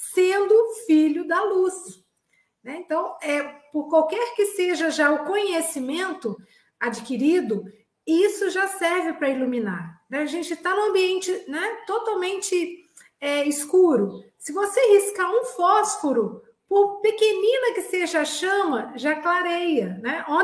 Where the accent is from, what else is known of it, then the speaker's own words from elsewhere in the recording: Minas Gerais, Brazil; eu também sou mineira. Mineiros é bom demais da conta.